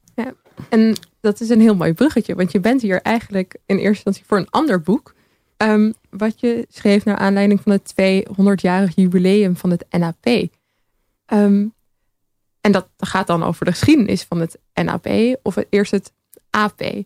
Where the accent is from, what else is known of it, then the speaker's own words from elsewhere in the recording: The Hague, South Holland, Netherlands; ik ben opgegroeid in Den Haag.